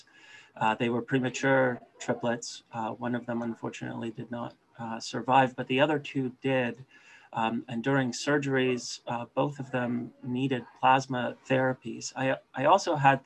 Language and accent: English; Canada; my home country of Canada